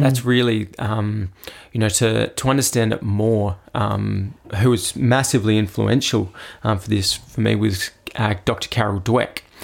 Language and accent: English; Adelaide, South Australia, Australia; I actually grew up, obviously, locally, so just over in, uh, Royston Park, which isn't far from Saint Peter's in Adelaide